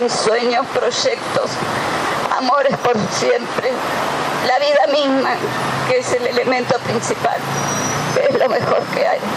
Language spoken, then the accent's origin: Spanish; Tigre, Buenos Aires Province, Argentina; Nosotros somos de Rincón de Milva, el partido de Tigre.